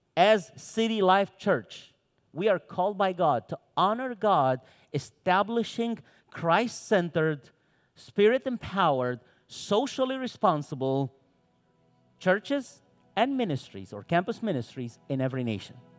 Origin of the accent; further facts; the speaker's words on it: Cairo, Cairo Governorate, Egypt; first language Arabic; English is a second language; also born or lived in Santa Cruz, Bolivia; now in United States; I was born in Cairo, Egypt. I lived my entire young adult life in Santa Cruz, Bolivia, from Egypt to Bolivia.